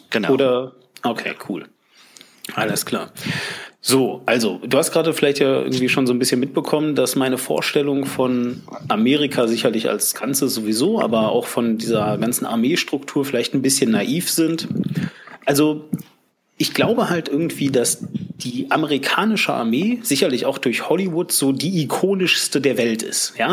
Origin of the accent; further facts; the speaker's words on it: West Germany, Germany; Und ich so als Wessi ähm, war mir auch bewusst, warum das so ist.